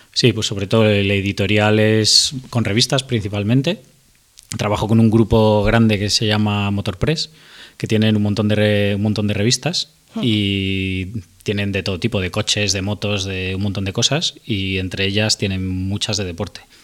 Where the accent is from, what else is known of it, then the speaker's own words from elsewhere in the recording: Madrid, Community of Madrid, Spain; soy de Madrid, he vivido siempre a las afueras de Madrid